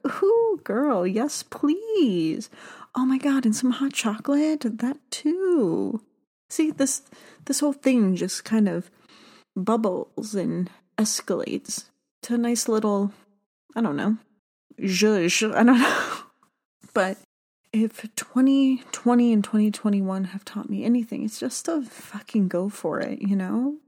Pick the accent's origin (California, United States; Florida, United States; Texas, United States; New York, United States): Florida, United States; South; I grew up in South Florida